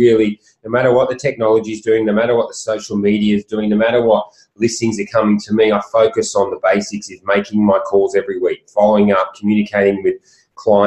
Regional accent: Sydney, New South Wales, Australia; I grew up on the Northern Beaches, which is only 20 minutes away

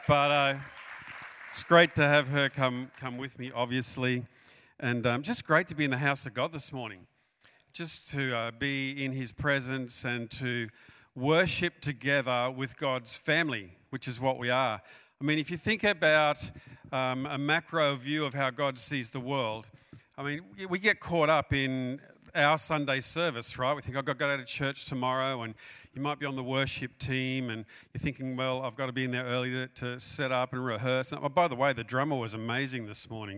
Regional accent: Australia; also born or lived in New South Wales, Australia / Queensland, Australia; We're from Australia.

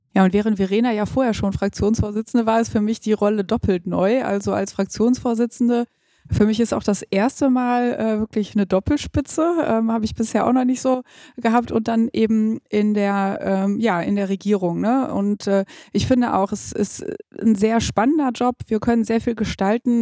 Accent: Gütersloh, North Rhine-Westphalia, Germany; born or raised there

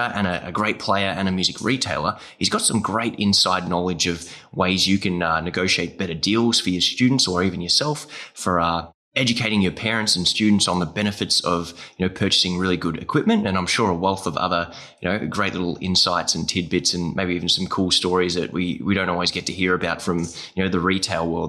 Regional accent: Australia; accent: Aussie; I've got my Aussie accent engaged right now

